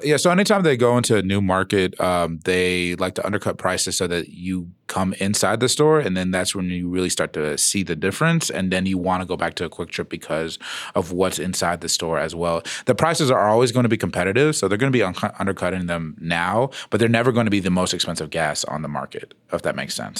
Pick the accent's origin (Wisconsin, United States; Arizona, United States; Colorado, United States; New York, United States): Arizona, United States; Phoenix; now in Denver, United States; I am from Phoenix, but I am native